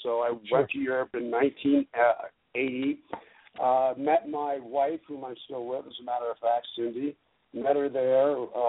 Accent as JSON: {"language": "English", "country": "United States", "said": "You know, I'm from the U.S. and we're all American. but spent a lot of time overseas, as I mentioned."}